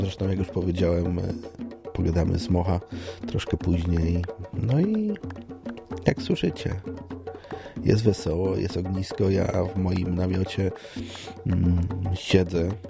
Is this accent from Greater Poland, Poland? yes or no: yes; Poznań, Greater Poland, Poland; Ja jestem z Poznania